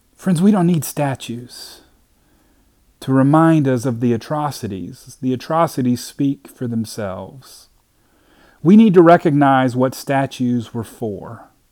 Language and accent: English; Hopkinsville, Kentucky, United States; I grew up in Hopkinsville, Kentucky